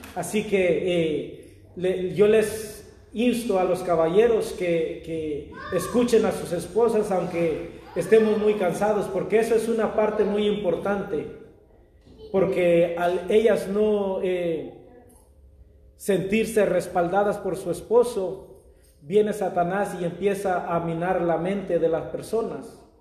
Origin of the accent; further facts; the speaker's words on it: Mexico; moved away; yo soy mexicano